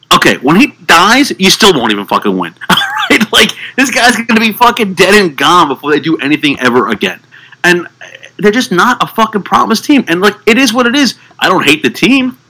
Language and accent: English; New York, United States; I'm a New Yorker